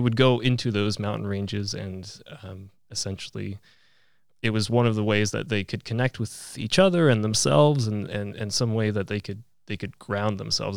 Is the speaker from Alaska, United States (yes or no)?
yes; Fairbanks, Alaska, United States; also born or lived in Poland; growing up in Fairbanks